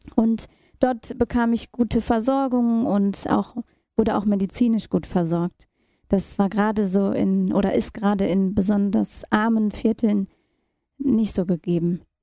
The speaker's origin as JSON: {"language": "German", "country": "Germany", "tie": "born or raised there", "also_born_or_lived": "India / New Delhi, India", "said": "Und Deutschland und erst damals die Dresdner Straße 5 wurde meine Heimat"}